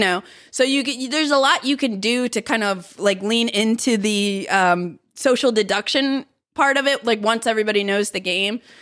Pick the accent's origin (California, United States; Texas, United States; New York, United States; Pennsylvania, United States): Pennsylvania, United States; Philadelphia; moved away; it's my hometown.